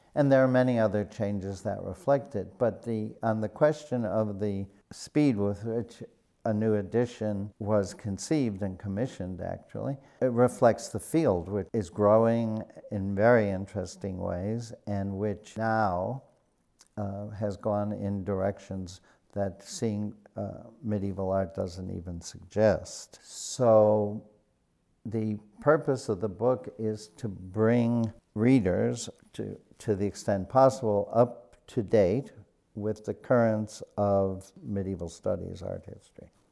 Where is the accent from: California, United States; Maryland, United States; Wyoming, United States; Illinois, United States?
Illinois, United States; Chicago; I was born on the south side of Chicago and grew up there near Midway Airport